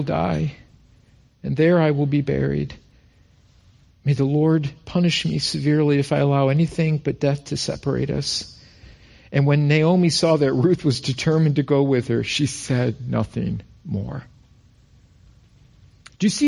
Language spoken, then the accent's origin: English; Rochester, New York, United States; moved away as an adult; also born or lived in Albany, New York; we're both from Rochester